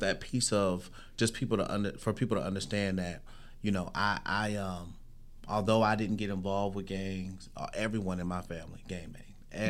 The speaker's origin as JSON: {"language": "English", "town": "San Bernardino", "region": "California", "country": "United States", "tie": "born or raised there", "said": "I'm talking about born at St. Bernardine's Hospital in the heart of San Bernardino."}